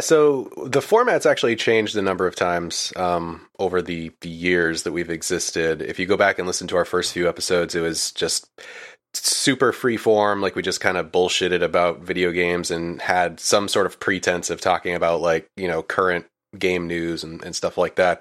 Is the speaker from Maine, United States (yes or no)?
yes; Maine, United States; moved away as an adult; now in Florida, United States; I was originally from Maine, actually. Um, I was born and raised there and lived there until I was about, uh, I wanna say twenty-five